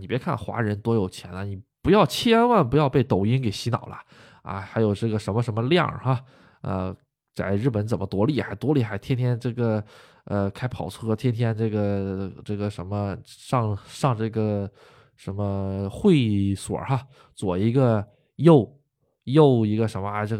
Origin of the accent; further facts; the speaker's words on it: China; now in Japan; 你是中国人，哎，我中国人，你为什么赶我呀？